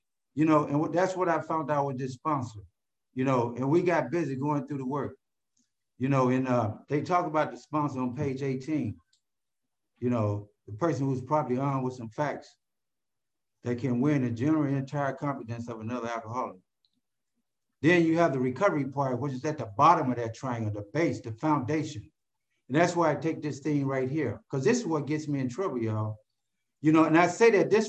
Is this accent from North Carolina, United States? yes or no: no; Cleveland, Ohio, United States; moved away as an adult; now in California, United States; I'm from Cleveland, Ohio